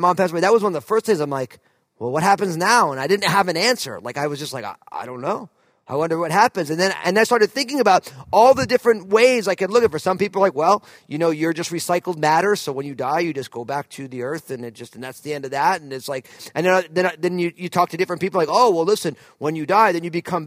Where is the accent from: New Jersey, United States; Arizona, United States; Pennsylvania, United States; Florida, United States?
New Jersey, United States; outside of New York; moved away as an adult; also born or lived in California; now in Pacific Northwest, United States; I grew up outside of New York